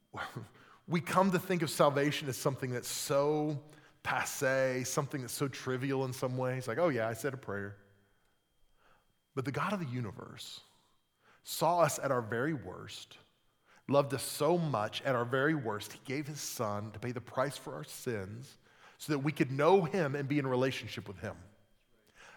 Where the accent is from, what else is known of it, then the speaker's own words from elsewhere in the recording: Oklahoma, United States; I grew up in Oklahoma